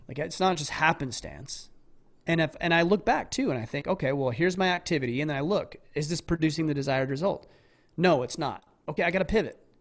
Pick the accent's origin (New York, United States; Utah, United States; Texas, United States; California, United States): Utah, United States; southern; I grew up in a small southern Utah town.